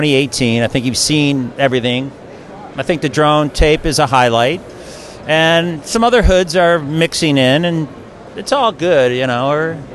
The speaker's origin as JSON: {"language": "English", "town": "Detroit", "region": "Michigan", "country": "United States", "said": "I'm from the Midwest."}